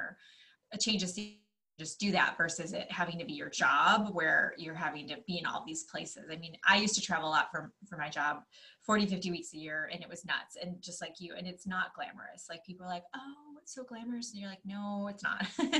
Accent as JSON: {"language": "English", "region": "Michigan", "country": "United States", "tie": "born or raised there", "said": "I grew up in Michigan. You're on time."}